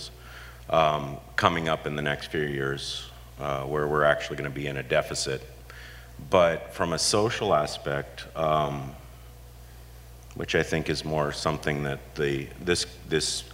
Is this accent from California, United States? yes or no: yes; Huntington Beach, California, United States; also born or lived in San Diego; I've been here my whole life